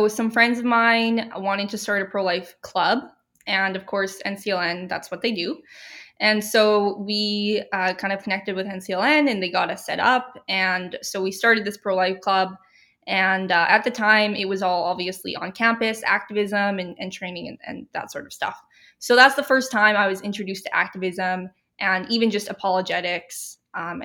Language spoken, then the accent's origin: English; Regina, Saskatchewan, Canada; I grew up in Regina, Saskatchewan, and was raised here